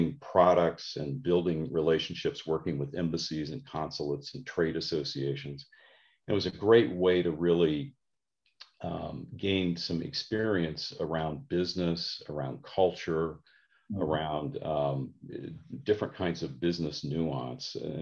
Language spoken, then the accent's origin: English; Midwest, United States; I grew up middle class, Midwestern upbringing.